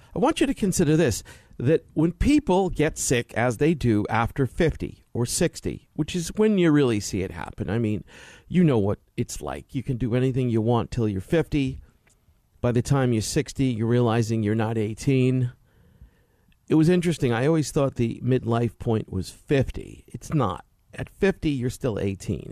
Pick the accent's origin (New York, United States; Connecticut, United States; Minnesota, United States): New York, United States; New York City; growing up in Brooklyn, New York as a kid